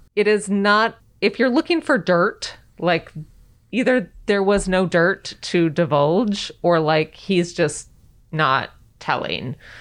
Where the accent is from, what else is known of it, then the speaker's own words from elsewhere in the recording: the West, United States; I grew up in the West